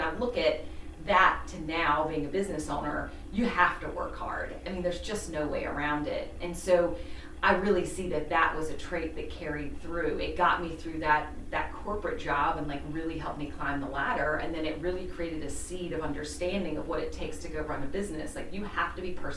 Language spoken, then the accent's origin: English; the South, United States; also born or lived in Chicago; now in Charleston, United States; I'm from the South.